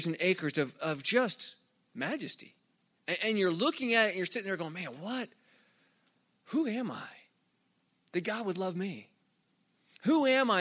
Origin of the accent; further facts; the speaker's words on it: Arizona, United States; moved away; I grew up in Arizona